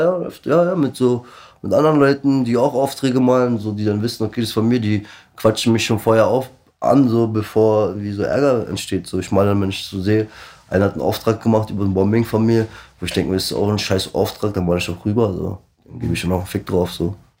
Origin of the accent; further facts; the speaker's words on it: Black Sea Region, Turkey; moved away; bei mir am Schwarzen Meer, wo ich herkomme aus der Türkei